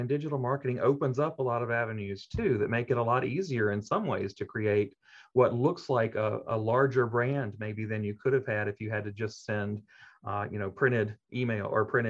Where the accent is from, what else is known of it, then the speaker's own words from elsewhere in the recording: Jackson, Mississippi, United States; I am. I'm from Jackson.